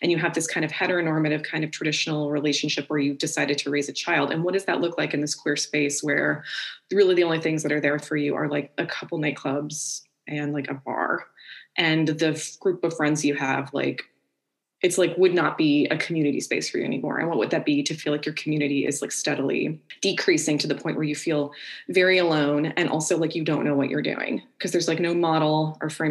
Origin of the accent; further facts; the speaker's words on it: Orlando, Florida, United States; I'm from Orlando